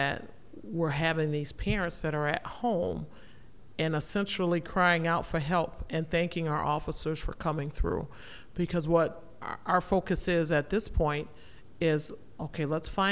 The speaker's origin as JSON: {"language": "English", "town": "Rockford", "region": "Illinois", "country": "United States", "tie": "born or raised there", "said": "growing up in Rockford"}